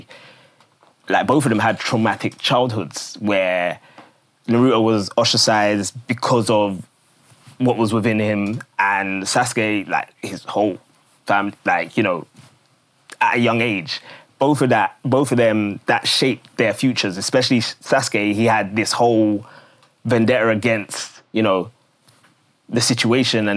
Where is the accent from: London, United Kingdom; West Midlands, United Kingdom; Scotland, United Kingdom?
London, United Kingdom; I grew up in Woolwich